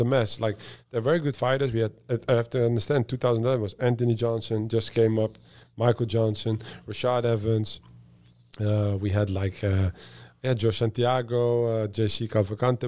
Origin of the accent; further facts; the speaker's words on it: Netherlands; moved away; I'm from the Netherlands